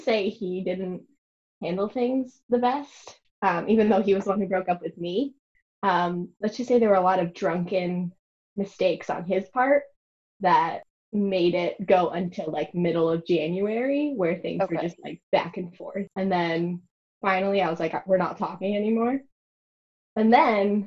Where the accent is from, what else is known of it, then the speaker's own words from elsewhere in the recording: New York, United States; I'm from New York